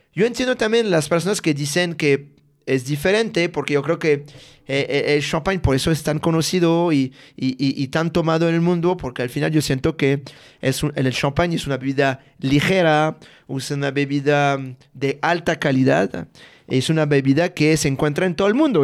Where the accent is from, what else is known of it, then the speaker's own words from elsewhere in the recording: a village near Reims, Grand Est, France; Spanish is a second language; moved away; yo soy de Francia, de un pueblo de 500 habitantes cerca de la ciudad de Reims